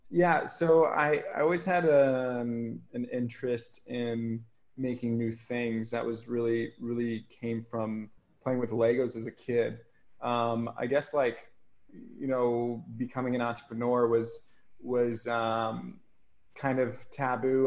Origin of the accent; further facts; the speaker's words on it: Ohio, United States; now in Hawaii, United States; growing up in Ohio is like a pretty small, small farm town